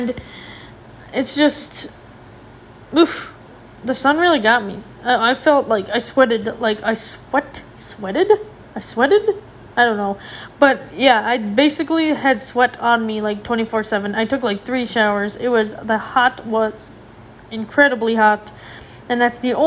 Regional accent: Minnesota, United States; as a Minnesotan, like as an American, as someone from the United States

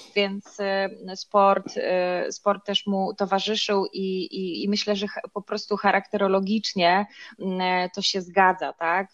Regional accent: Ostróda, Warmian-Masurian Voivodeship, Poland; moved away as an adult; now in Warsaw, Poland; ja nie jestem z, z Warszawy, choć mieszkam na co dzień w, tutaj, tylko jestem z, z, z Ostrudy, czyli z Mazur.

